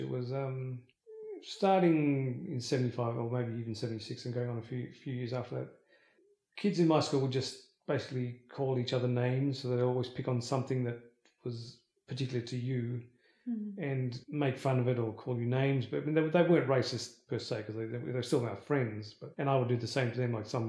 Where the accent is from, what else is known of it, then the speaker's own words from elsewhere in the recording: India; moved away; Yeah, because we came over from India with a sweet tooth, and it's surprising I actually still have teeth now because we used to have so much sugar in our diets.